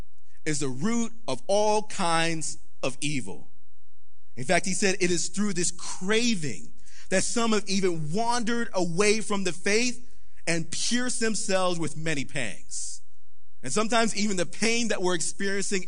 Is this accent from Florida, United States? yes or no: yes; Palm Beach County, South Florida, United States; we grew up in a very poor neighborhood in South Florida. Yes, we grew up in Palm Beach County